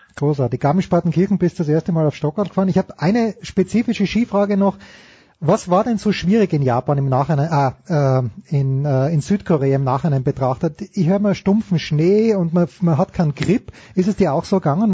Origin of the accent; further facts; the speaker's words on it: Austria; ich bin auch Österreicher